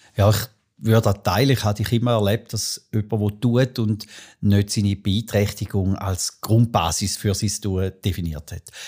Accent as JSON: {"language": "German", "town": "Arbon", "region": "Thurgau", "country": "Switzerland", "tie": "born or raised there", "said": "Wir sind miteinander in Arbon aufgewachsen"}